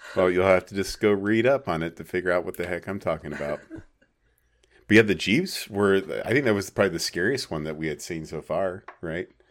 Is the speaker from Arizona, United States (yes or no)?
yes; small town Arizona, United States; Apache Junction or my hometown or any small town Arizona